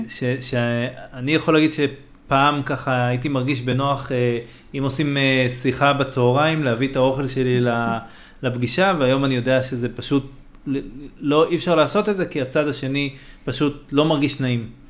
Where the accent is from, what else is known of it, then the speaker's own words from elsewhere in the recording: Israel; בתור ישראלי